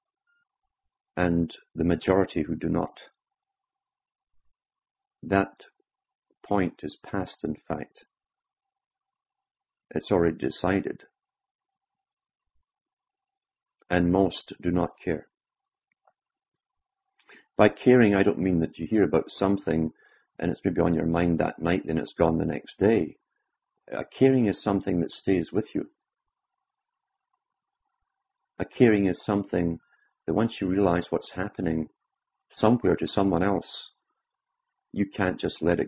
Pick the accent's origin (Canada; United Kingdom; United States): United Kingdom; Growing up in Britain, during a time of mass upheaval